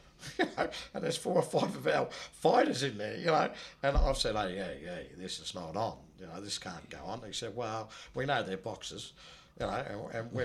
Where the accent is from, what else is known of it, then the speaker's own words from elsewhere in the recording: Australia; I'm from Australia